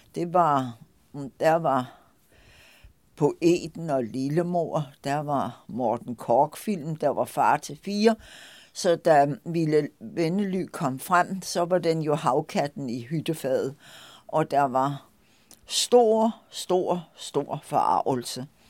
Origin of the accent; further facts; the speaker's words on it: Lolland, Zealand, Denmark; also born or lived in Nørrebro, Copenhagen; now in Copenhagen, Denmark; den landsby på Lolland, hvor jeg stammer fra